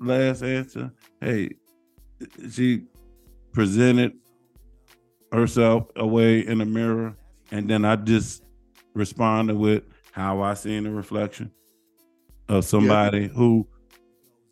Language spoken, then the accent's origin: English; St. Louis, Missouri, United States; But I'm from St. Louis